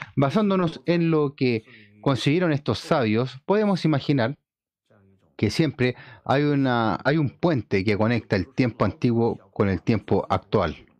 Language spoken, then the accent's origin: Spanish; China; como chino